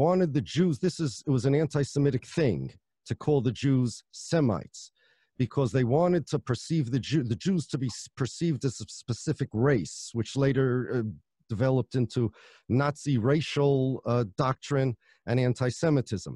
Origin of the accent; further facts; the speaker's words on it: United States; I'm an American, my family's from Poland